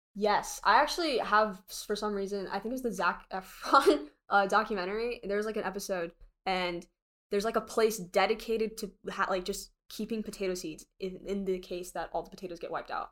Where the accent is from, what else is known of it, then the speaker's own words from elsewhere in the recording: the South, United States; accent: Southern; I just grew up in the South longer